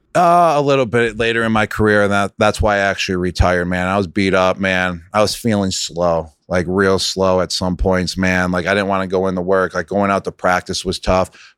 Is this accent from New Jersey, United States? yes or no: no; Buffalo, New York, United States; accent: Buffalo; moved away; I grew up in Buffalo